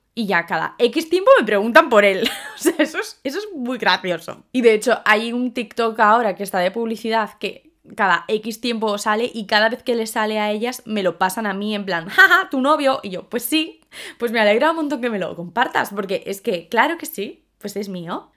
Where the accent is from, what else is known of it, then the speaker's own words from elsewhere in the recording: Spain; also born or lived in London; las españolas. ¿Por qué? Porque somos morenas